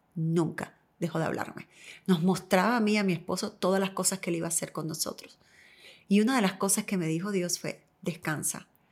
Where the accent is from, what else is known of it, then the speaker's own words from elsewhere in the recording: Cuba; now in United States; yo soy cubana